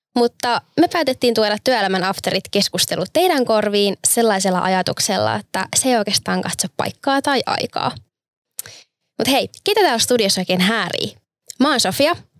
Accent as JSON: {"language": "Finnish", "town": "Turku", "region": "Southwest Finland", "country": "Finland", "said": "olen turkulainen"}